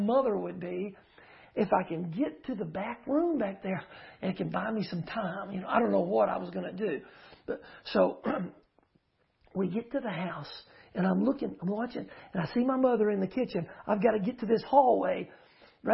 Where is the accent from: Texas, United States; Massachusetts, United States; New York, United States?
Texas, United States; Uvalde; also born or lived in Houston; I grew up in Uvalde, but I was a small child in Houston